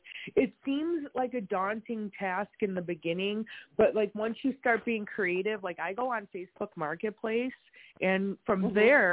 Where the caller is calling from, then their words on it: Wisconsin, United States; we're in Wisconsin right now.